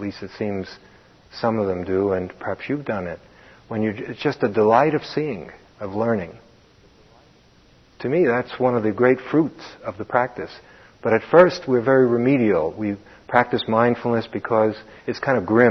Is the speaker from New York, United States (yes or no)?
yes; New York City, New York, United States; growing up in Brooklyn